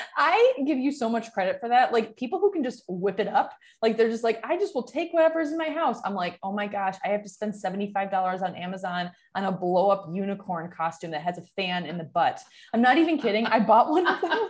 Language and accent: English; Michigan, United States; moved away; also born or lived in San Francisco; where I grew up in Michigan